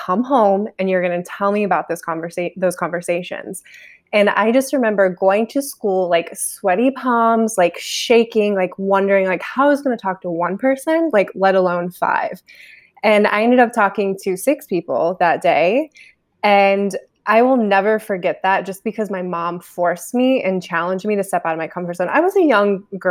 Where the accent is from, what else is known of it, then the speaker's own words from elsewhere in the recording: Ohio, United States; now in Los Angeles, United States; I'm originally from Ohio, but from a very, very small town